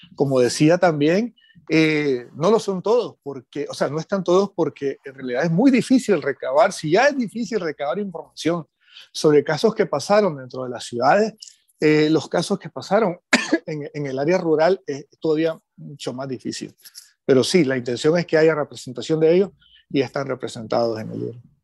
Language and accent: Spanish; Nicaragua; hemos tenido como sociedad nicaragüense